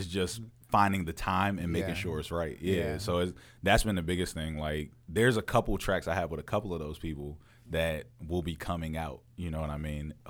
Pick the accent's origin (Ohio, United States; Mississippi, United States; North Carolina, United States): North Carolina, United States; Fayetteville; born there; Yeah, I was born in Fayetteville.